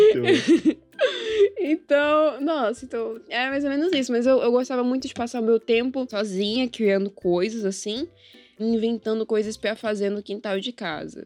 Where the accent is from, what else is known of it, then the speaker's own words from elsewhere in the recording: Manaus, Amazonas, Brazil; sou aqui de Manaus, Amazonas. Eu nasci aqui nessa terrinha, cresci aqui nessa terrinha